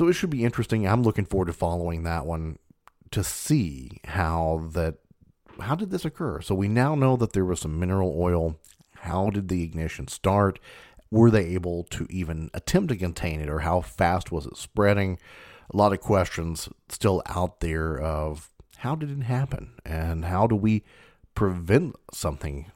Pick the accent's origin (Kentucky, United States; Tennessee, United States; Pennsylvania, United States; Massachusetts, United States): Kentucky, United States; I'm from Kentucky